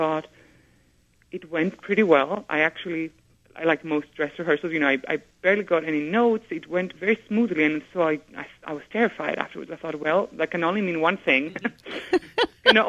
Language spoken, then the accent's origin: English; Greece; moved away; also born or lived in England; to be growing up in Greece